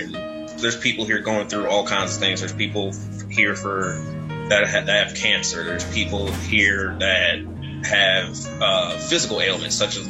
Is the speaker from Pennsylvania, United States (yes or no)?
no; Jacksonville, Florida, United States; because I'm from out of town. I'm originally from Jacksonville, Florida.